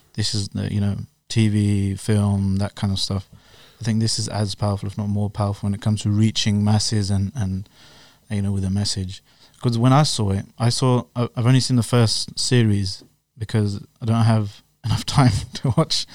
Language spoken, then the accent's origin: English; London, United Kingdom; now in Slough, United Kingdom; I was born and raised in West London.